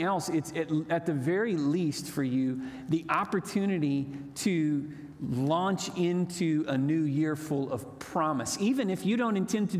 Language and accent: English; Moore, Oklahoma, United States; now in Chickasha, United States; I grew up in Moore, Oklahoma, which was a great place to grow up